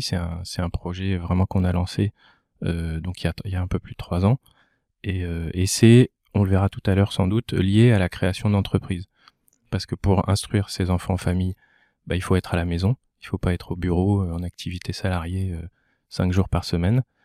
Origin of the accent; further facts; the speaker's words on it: Val-d'Oise, Île-de-France, France; moved away as an adult; also born or lived in Lille; now in Lomme, France; je ne suis pas originaire du Nord, je suis originaire du Val d'Oise je suis monté euh, entre guillemets dans le nord euh, à Lille pour faire mes études